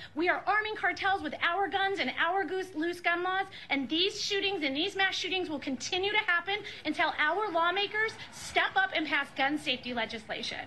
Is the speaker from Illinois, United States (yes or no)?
yes; Highland Park, Illinois, United States; I'm from Highland Park